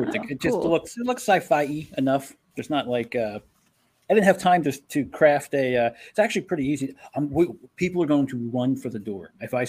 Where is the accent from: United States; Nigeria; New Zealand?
United States; New Jersey; moved away as an adult; also born or lived in Manhattan, New York; I was born and raised, and I always end up back in the Northeast of the United States. I was raised in New Jersey, and then I moved in Manhattan for many years.